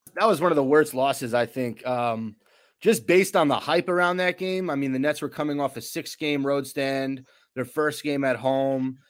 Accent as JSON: {"language": "English", "town": "River Edge", "region": "New Jersey", "country": "United States", "tie": "born or raised there", "said": "I grew up in River Edge, New Jersey"}